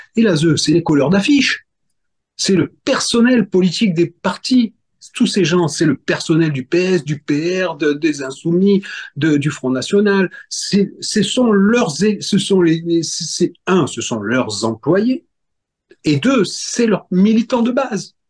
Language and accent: French; Corsica, France; je suis corse